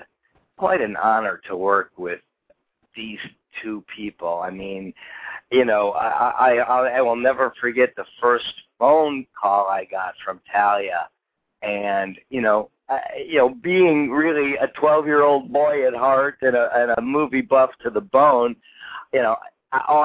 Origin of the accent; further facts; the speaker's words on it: Oak Park, Illinois, United States; moved away as an adult; also born or lived in Chicago; now in Los Angeles, United States; I was born and raised in Chicago. Grew up in Oak Park